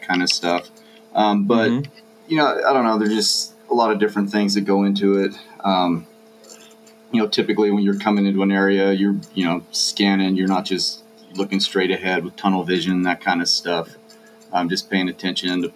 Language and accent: English; Texas, United States; I grew up in Texas